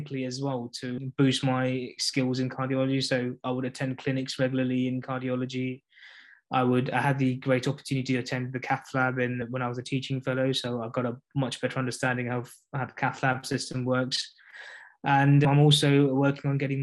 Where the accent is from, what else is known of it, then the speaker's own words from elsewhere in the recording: London, United Kingdom; moved away; I am from East London myself